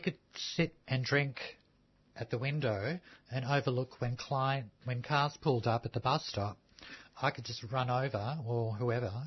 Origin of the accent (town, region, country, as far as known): Melbourne, Victoria, Australia; born or raised there; also born or lived in Sydney